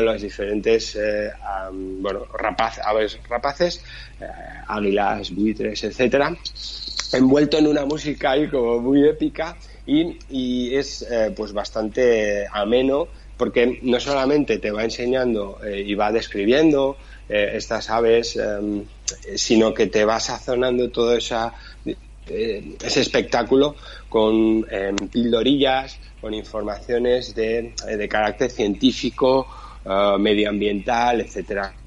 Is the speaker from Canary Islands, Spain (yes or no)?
no; Pamplona, Navarre, Spain; yo soy de Pamplona, La Rioja la tenemos aquí al lado